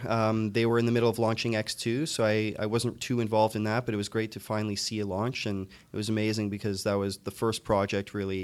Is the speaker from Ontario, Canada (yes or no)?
yes; Toronto, Ontario, Canada; I'm from Toronto. Okay. I was born and raised in Scarborough.